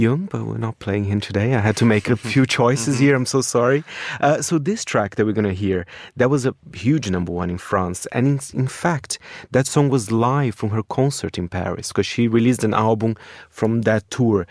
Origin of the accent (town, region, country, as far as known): Brazil; born or raised there; moved away